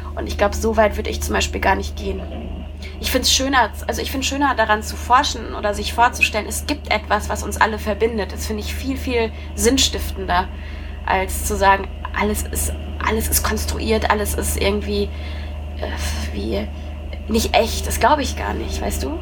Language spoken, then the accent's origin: German; Coesfeld, North Rhine-Westphalia, Germany; born or raised there; also born or lived in Haltern am See